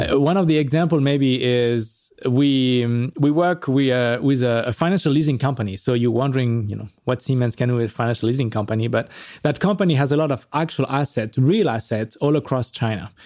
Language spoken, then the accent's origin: English; France; moved away; also born or lived in Paris; I'm from France